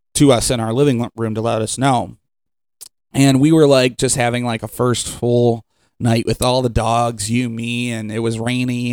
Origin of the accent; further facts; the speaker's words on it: Cleveland, Ohio, United States; now in Sandusky, United States; I'm from Cleveland and then coming to Sandusky